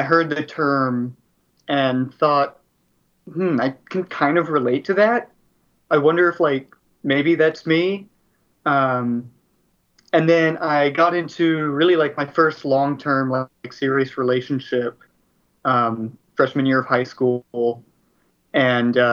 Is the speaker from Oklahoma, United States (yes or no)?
no; Dallas, Texas, United States; I'm from Dallas, Texas